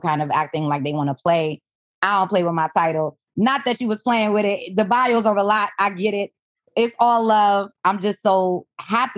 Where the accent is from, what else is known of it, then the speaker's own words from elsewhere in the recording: New York City, New York, United States; also born or lived in Haiti; I was born in Haiti, came when I was super young, raised by a single mom in Flatbush